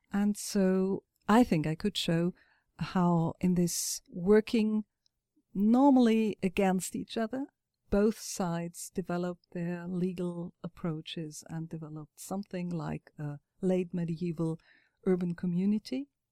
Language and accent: English; Frankfurt am Main, Hesse, Germany; I am myself from Frankfurt